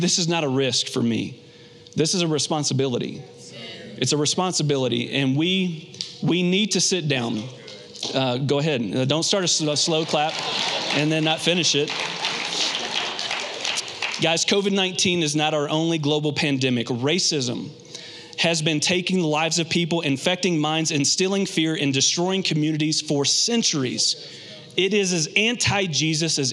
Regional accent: Kentucky, United States; also born or lived in Phoenix, Arizona; now in Colorado Springs, United States; Growing up in Kentucky in a very racially divisive area, racially tense area at times

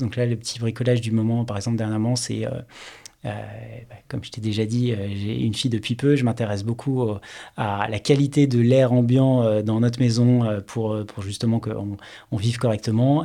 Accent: Paris region, Île-de-France, France; also born or lived in Toulouse / Rennes / Stockholm; J'ai honnêtement passé bah, quasiment toute mon enfance et toute ma vie en région parisienne

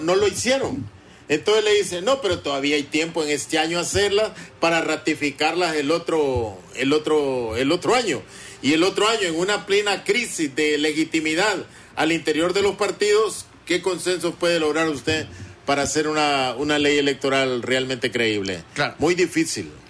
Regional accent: Honduras; los hondureños siento que estamos perdiendo el país

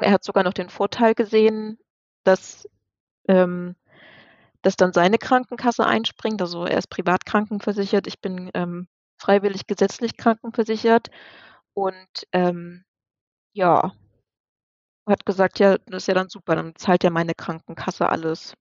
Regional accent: near Dresden, Saxony, Germany; now in near Osnabrück, Germany; wir kommen ursprünglich ähm, aus Dresden, beziehungsweise aus der Nähe von Dresden und wohnen jetzt ähm, in der Nähe von Osnabrück

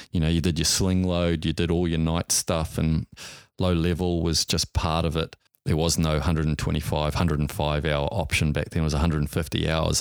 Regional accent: Auckland, New Zealand; I grew up in Auckland, New Zealand

